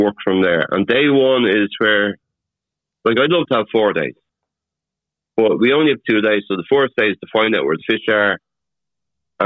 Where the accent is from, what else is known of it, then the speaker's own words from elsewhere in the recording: Dublin, Leinster, Ireland; accent: soft Dublin; now in Navan, Ireland; I'm born and bred in Dublin